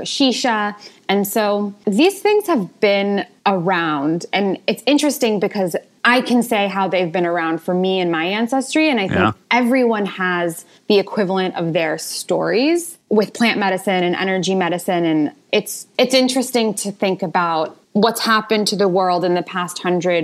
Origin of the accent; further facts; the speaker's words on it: Marin County, California, United States; I grew up in Marin County, California